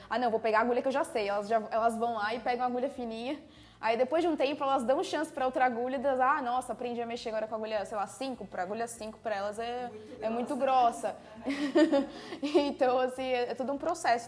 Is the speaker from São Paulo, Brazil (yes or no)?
yes; São Paulo, Brazil; A gente é de São Paulo